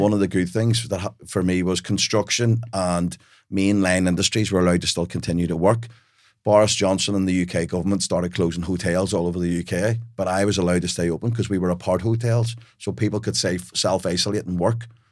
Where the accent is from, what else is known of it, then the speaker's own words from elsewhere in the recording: Belfast, Northern Ireland, United Kingdom; I grew up in Belfast in a house full of love, but we had, we were penniless.